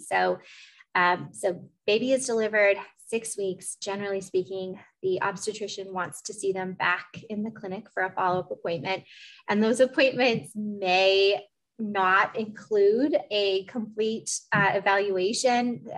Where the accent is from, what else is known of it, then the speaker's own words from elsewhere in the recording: Eugene, Oregon, United States; also born or lived in Portland, Oregon; I'm from Portland, but I went to middle school and high school in Eugene